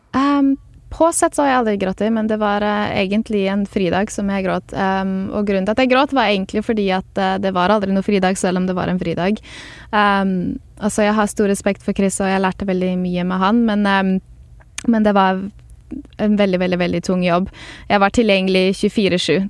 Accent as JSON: {"language": "Norwegian", "country": "Norway", "moved": "as an adult", "lives_now": "Los Angeles, United States", "said": "jeg er fra Norge"}